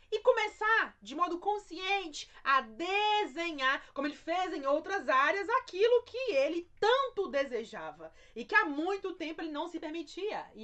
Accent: Minas Gerais, Brazil; Um jeitinho mineiro, já que eu sou mineiro, um jeitinho mineiro

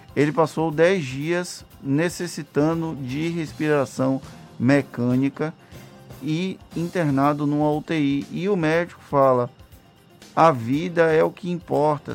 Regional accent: Valença, Bahia, Brazil; eu sou da cidade de Valença

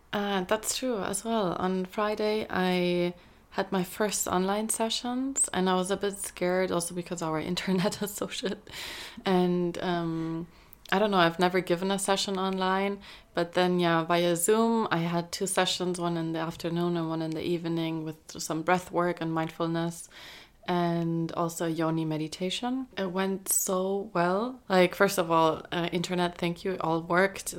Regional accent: Spain; moved away; I grew up in Spain, so I speak Spanish.

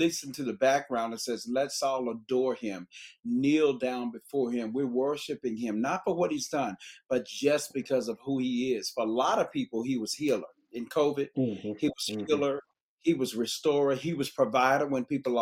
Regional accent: Memphis, Tennessee, United States; I'm from Memphis, Tennessee

